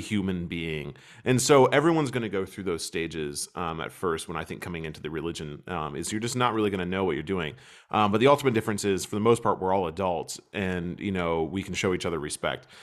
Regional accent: United States; moved away as an adult; also born or lived in Kentucky; now in Germany; as an American, as someone who clearly is American

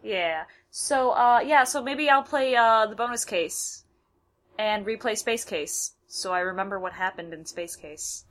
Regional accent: United States; I'm an American

